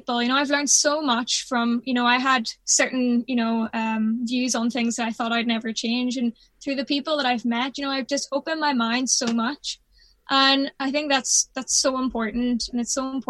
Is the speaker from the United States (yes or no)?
no; Belfast, Northern Ireland, United Kingdom; I'm from, obviously, the north of Ireland. Mm. Like, I grew up in Belfast.